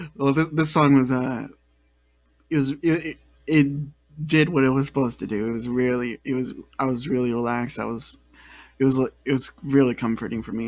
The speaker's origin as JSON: {"language": "English", "area": "the Bay Area", "region": "California", "country": "United States", "said": "I'm from the Bay Area, and I feel like I I'm pretty well into my roots there"}